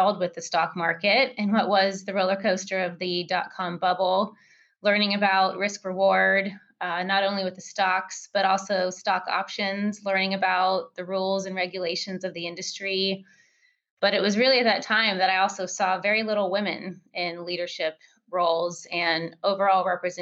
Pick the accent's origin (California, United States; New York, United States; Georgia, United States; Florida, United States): California, United States; moved away as an adult; also born or lived in Seattle; my hometown in California